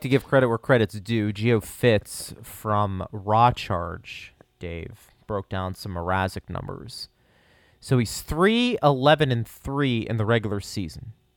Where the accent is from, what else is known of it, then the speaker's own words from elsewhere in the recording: Pittsburgh, Pennsylvania, United States; I'm from Pittsburgh